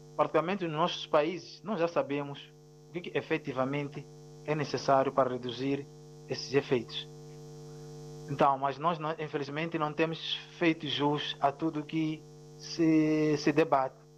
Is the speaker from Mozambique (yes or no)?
yes; Mozambique; first language Ronga; Portuguese is a second language; a minha língua materna ronga